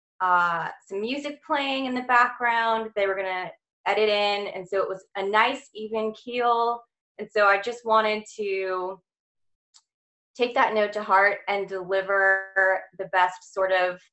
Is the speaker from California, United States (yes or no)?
yes; Santa Clarita, California, United States; moved away as an adult; also born or lived in Torrance, California; now in Atlanta, United States; I was born in Torrance, California, grew up in Santa Clarita